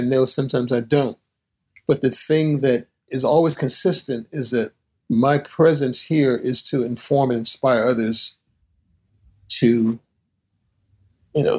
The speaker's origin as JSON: {"language": "English", "town": "Newark", "region": "New Jersey", "country": "United States", "tie": "born or raised there", "also_born_or_lived": "Boston", "said": "Growing up in Newark."}